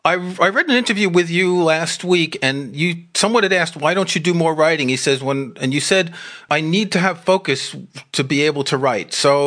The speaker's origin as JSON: {"language": "English", "town": "New York City", "region": "New York", "country": "United States", "tie": "born or raised there", "moved": "yes", "said": "I grew up in New York City."}